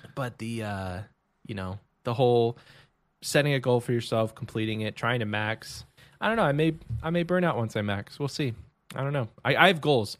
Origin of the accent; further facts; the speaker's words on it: Texas, United States; I'm from Texas